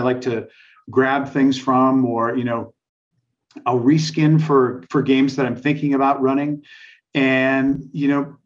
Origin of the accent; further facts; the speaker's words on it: Nebraska, United States; I was raised in Nebraska